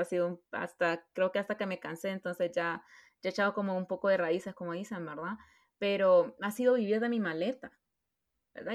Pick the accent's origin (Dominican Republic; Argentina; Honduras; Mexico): Honduras; moved away as an adult; yo siempre sentí de que no iba a regresar a Honduras en el sentido de vivir